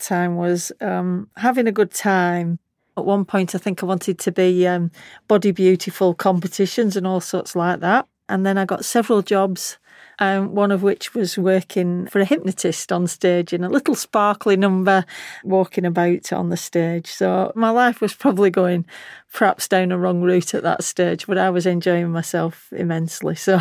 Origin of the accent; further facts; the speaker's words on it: Lancashire, North West England, United Kingdom; accent: Lancashire; my Lancashire accent